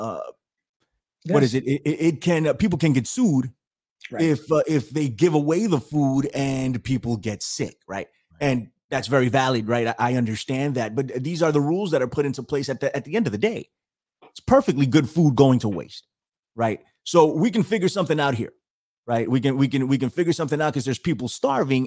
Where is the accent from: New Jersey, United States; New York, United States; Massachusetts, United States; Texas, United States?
New York, United States; I'm in America. I'm in New York